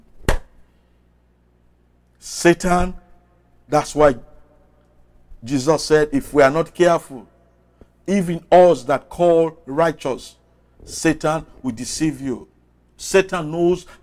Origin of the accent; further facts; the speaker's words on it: Sierra Leone; I'm from West Africa, Sierra Leone